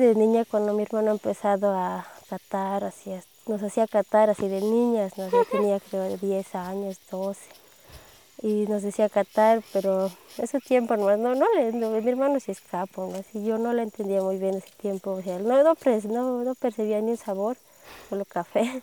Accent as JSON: {"language": "Spanish", "town": "El Alto", "region": "La Paz", "country": "Bolivia", "also_born_or_lived": "Los Yungas, Bolivia", "said": "soy de La Paz, Bolivia, del Alto."}